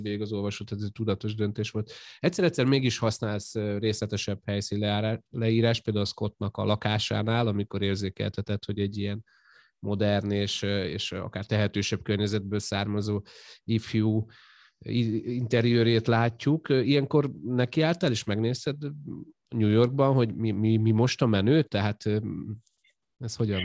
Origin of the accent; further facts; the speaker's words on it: Győr, Győr-Moson-Sopron, Hungary; én mondjuk Győri vagyok, így Győrben élek